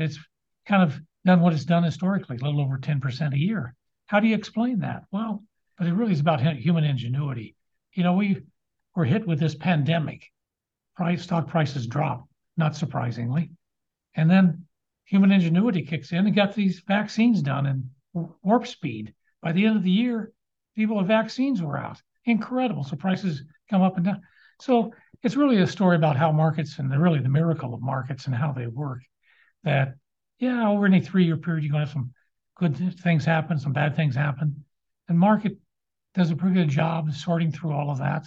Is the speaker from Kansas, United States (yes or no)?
yes; Lawrence, Kansas, United States; I grew up on Naismith Drive in Lawrence